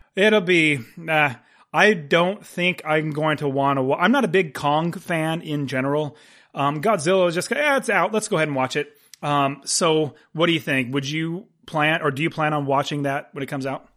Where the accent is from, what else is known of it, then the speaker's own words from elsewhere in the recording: United States; I'm an American